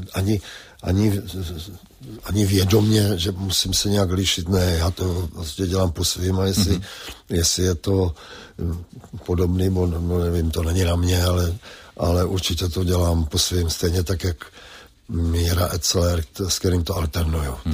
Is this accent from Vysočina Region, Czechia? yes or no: yes; Třebíč, Vysočina Region, Czechia; moved away; Třebíč je nejkrásnější město světa